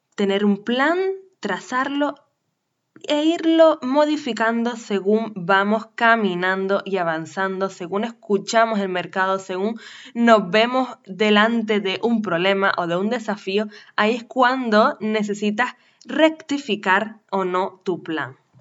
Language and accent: Spanish; Canary Islands, Spain; nacida en Canarias, profesional del turismo